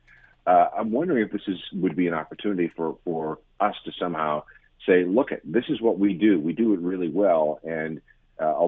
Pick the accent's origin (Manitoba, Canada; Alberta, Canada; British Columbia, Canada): Manitoba, Canada; Winnipeg; I grew up in the Winnipeg area.